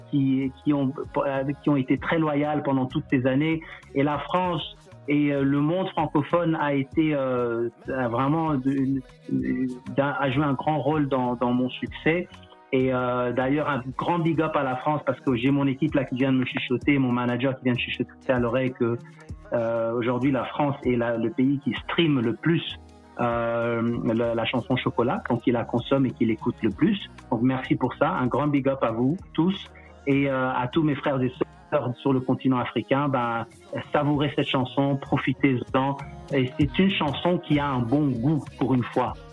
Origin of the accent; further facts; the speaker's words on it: DR Congo; je suis investi euh, chez moi en RDC plus que jamais.